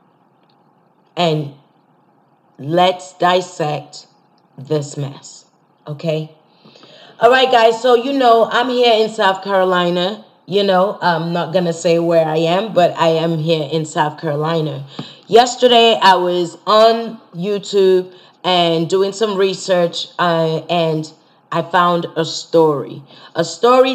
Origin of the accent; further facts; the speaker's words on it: Nigeria; I'm Nigerian